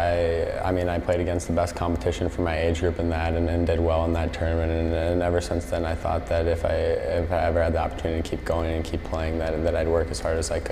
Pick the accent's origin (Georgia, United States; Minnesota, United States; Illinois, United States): Minnesota, United States; just growing up in Minnesota, all my buddies were playing hockey